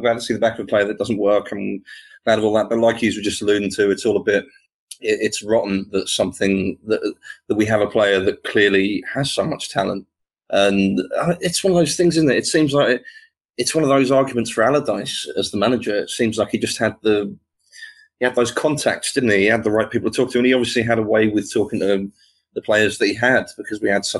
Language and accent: English; Ascot, South East England, United Kingdom; I'm originally from Ascot.